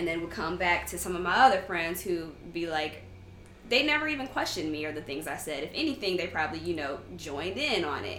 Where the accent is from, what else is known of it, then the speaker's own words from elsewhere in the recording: Ann Arbor, Michigan, United States; that's how we grew up in Ann Arbor.